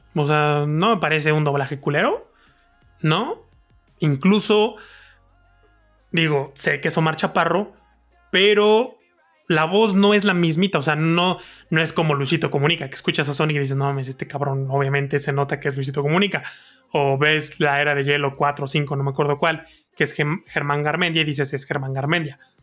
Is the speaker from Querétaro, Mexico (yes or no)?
no; Mexico City, Mexico; nacimos y crecimos en Iztapalapa